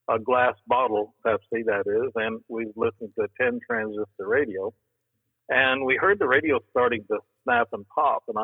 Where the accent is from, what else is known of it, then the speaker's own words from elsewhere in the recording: Alton, Illinois, United States; In, in Alton, Illinois.